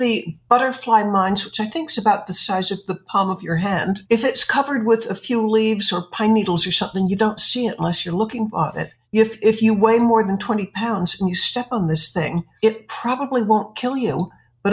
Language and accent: English; United States; as an American